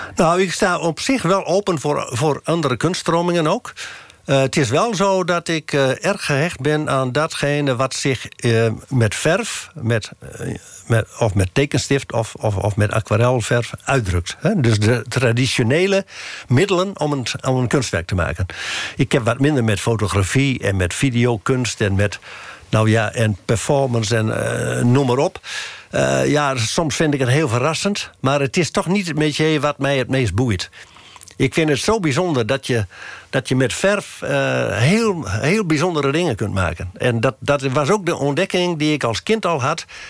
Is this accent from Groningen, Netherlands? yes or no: yes; Westeremden, Groningen, Netherlands; ik ben in Westremde geboren